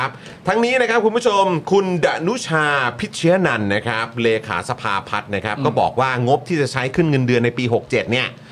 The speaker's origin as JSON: {"language": "Thai", "region": "Bangkok", "country": "Thailand", "tie": "born or raised there", "said": "เกิดและก็โตในกรุงเทพมหานคร"}